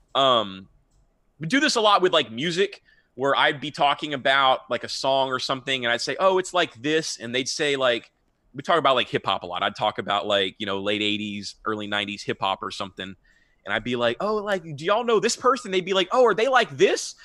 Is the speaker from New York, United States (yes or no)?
no; Houston, Texas, United States; also born or lived in Austin, Texas; I'm born and raised in Houston, and I've never lived outside of Texas my whole life